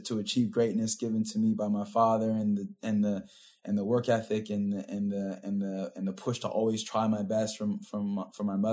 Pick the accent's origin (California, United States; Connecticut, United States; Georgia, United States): California, United States; Pasadena; Born and raised in Pasadena